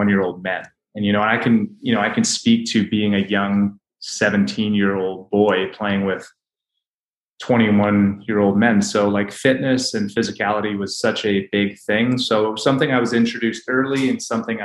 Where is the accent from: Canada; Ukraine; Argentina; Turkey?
Canada; now in United States; I grew up in Canada